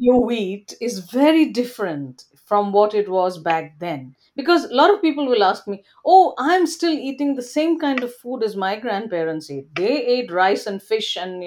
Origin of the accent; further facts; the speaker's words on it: India; moved away as an adult; now in Canada; when I was growing up in India